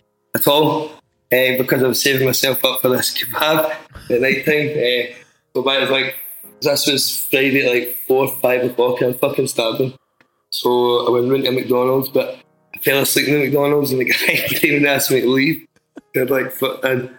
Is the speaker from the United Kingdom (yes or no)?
yes; near Glasgow, Scotland, United Kingdom; I'm from near Glasgow.